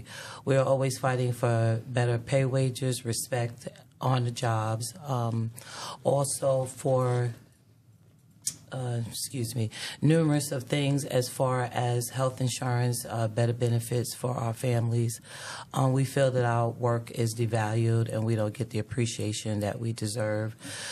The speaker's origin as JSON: {"language": "English", "area": "Long Island", "region": "New York", "country": "United States", "also_born_or_lived": "Washington, D.C.", "moved": "as an adult", "lives_now": "Durham, United States", "said": "I am originally from Long Island, New York. I moved here to Durham almost 13 years ago."}